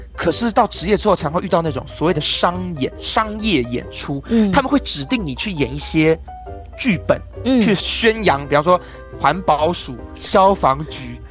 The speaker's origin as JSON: {"language": "Chinese", "country": "Taiwan", "also_born_or_lived": "Hong Kong", "said": "我们台湾人讲话就是这个样子啦"}